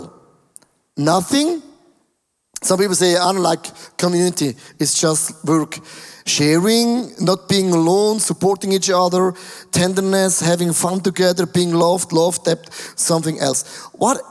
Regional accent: Switzerland; we have only 8 million Swiss people

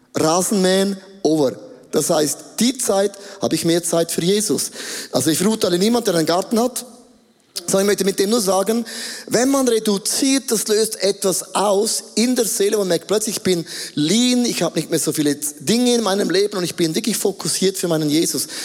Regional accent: Grabs, St. Gallen, Switzerland; Ich bin geboren in Grabs, St. Gallen, Bethlehem

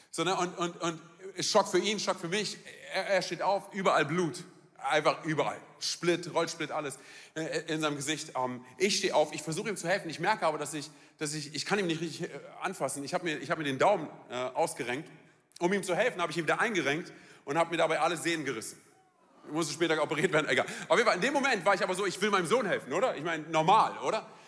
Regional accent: Germany; bei uns in Deutschland

